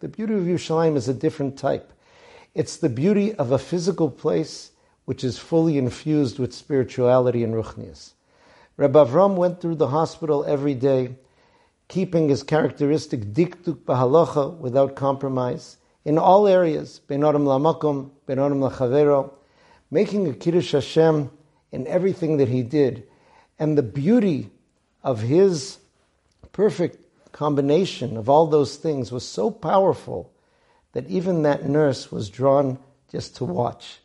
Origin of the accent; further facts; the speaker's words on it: Boston, Massachusetts, United States; my hometown of Boston